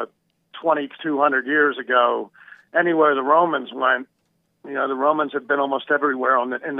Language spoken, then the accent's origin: English; United States; I'm American.